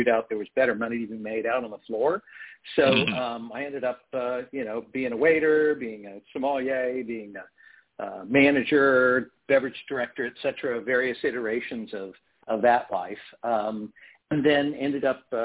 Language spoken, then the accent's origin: English; United States; also born or lived in Portland, Oregon / Prairie Village, Kansas; originally from Portland, Oregon, but I've lived in Kansas and Missouri really most of my life.